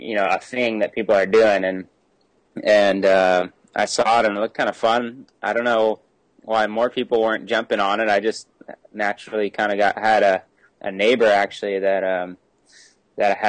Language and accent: English; North Shore, Oahu, Hawaii, United States; growing up on the North Shore, it's pretty standard to just start surfing pretty young